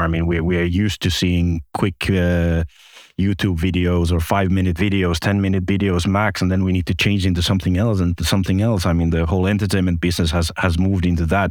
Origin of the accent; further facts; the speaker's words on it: Finland; moved away as an adult; also born or lived in Espoo, Finland / Malta / Cyprus; I'm originally from Finland